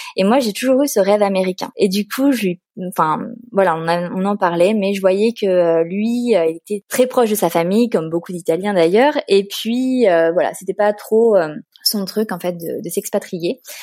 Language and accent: French; Paris, Île-de-France, France; moved away as an adult; also born or lived in Turin, Italy / Bologna, Italy / Lausanne, Switzerland / Geneva, Switzerland; now in Barcelona, Spain; je suis originaire de Paris